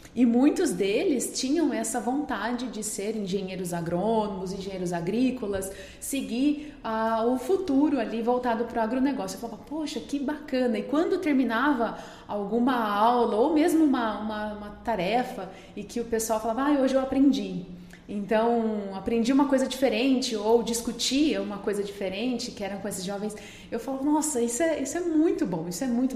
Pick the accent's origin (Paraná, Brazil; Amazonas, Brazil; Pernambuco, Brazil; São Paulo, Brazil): São Paulo, Brazil; interior of; moved away as an adult; now in Lucas do Rio Verde, Brazil; lá na minha cidade natal, né, no interior de São Paulo